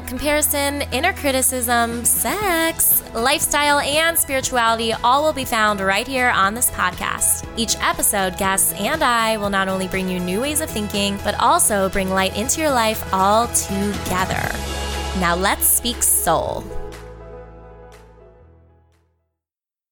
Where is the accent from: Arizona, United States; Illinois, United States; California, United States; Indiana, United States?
Indiana, United States; Munster; moved away; I am back in Northwest Indiana, aka my hometown, Munster, Indiana